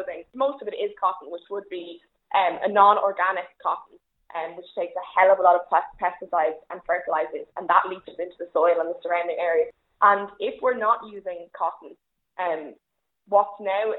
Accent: Ireland; as an Irish person

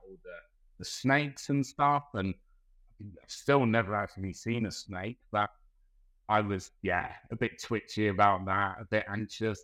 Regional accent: London, United Kingdom; moved away as an adult; also born or lived in Melbourne, Australia; now in Geelong, Australia; originally I'm from Southeast London, uh, Brixton.

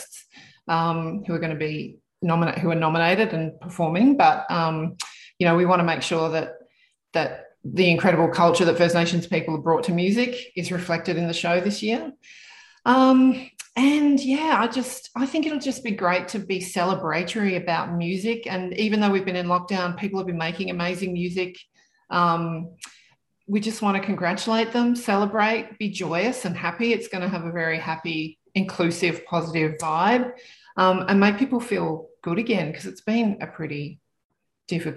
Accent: Canberra, Australian Capital Territory, Australia; now in Sydney, Australia; growing up in Canberra

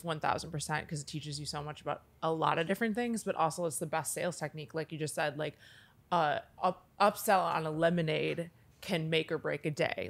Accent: Minneapolis, Minnesota, United States; now in Los Angeles, United States; my hometown of South Minneapolis, which is where I grew up, in actual South Minneapolis

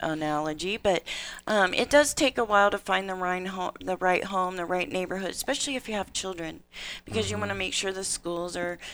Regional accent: Indiana, United States; now in Reno, United States; I was born and raised in Indiana, in a small town, like 16,000 people, and here I am in Reno

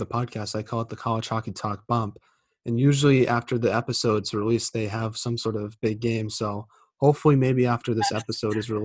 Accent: Boston, Massachusetts, United States; I'm from Boston

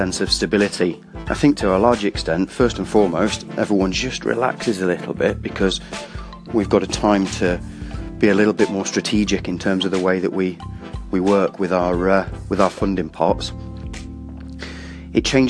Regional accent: Welsh, Wales, United Kingdom; I'm Welsh

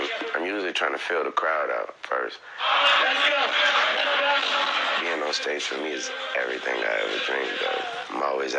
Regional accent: the South, United States; I'm from the South.

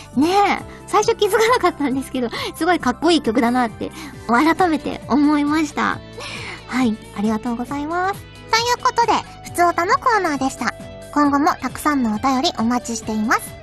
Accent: Kyushu, Fukuoka, Japan; moved away; 私あの九州福岡の出身なので

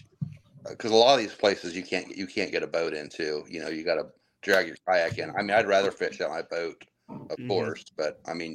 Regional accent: Middletown, Ohio, United States; now in Monroe, United States; I'm originally from Middletown. I live in Monroe now.

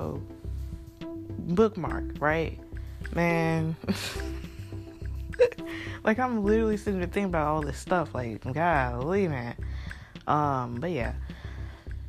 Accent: Kentucky, United States; now in Mississippi, United States; originally I'm from Kentucky

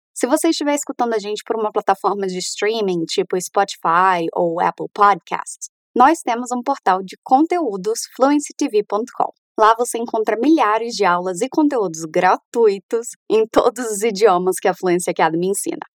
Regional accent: Brazil; also born or lived in Canada; Nós, como brasileiros

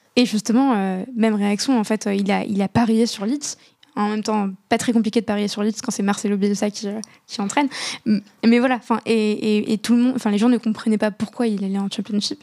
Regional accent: Casablanca, Casablanca-Settat, Morocco; J'ai grandi à, à Casa, euh, juste en face du, stade de Mohamed V

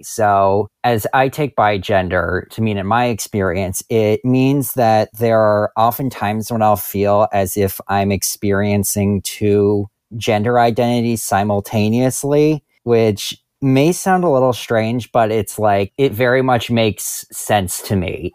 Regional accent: New Jersey, United States; I am from New Jersey.

